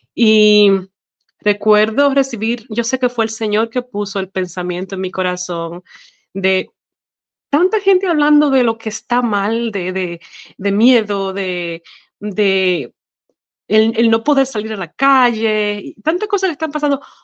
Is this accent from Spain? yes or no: no; Dominican Republic; moved away as an adult; now in Arkansas, United States; yo nací en la hermosa isla de la República Dominicana. Y bueno, allá estuve viviendo hasta que me casé con mi esposo Rusty Chase y de eso hace ya 15 años